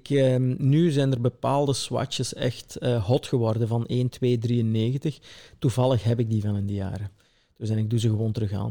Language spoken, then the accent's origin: Dutch; Belgian Limburg, Flanders, Belgium; ben hier opgegroeid